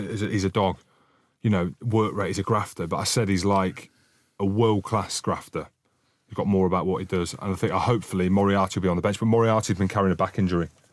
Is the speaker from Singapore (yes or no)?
no; Scotland, United Kingdom; I'm Scottish